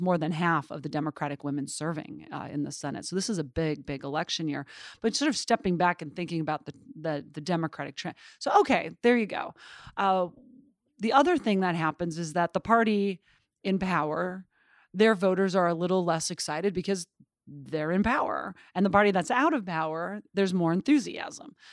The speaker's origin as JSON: {"language": "English", "town": "Butte", "region": "Montana", "country": "United States", "tie": "born or raised there", "moved": "yes", "said": "I grew up in Butte, Montana"}